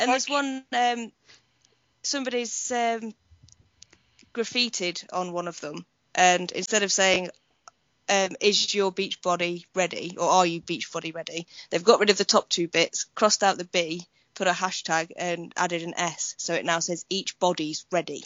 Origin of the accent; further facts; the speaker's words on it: United Kingdom; being British